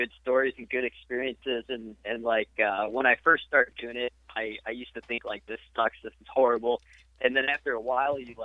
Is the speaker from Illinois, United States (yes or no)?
yes; Richmond, Illinois, United States; I grew up in Richmond, Illinois for pretty much my entire life.